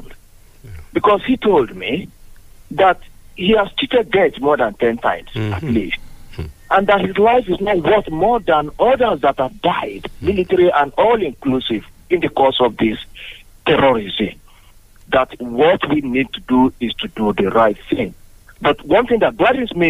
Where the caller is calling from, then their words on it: Abeokuta, Ogun State, Nigeria; calling from Abeokuta